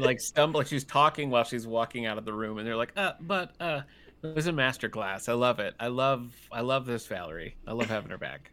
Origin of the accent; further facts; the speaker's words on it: Battle Creek, Michigan, United States; moved away; I'm originally from Battle Creek, Michigan